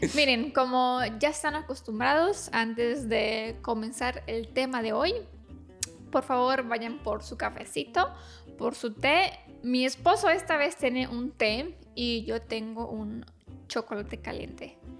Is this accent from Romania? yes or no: yes; Romania